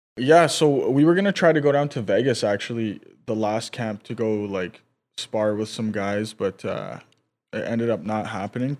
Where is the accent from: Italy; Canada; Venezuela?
Canada; North Vancouver, British Columbia; Oh, me too.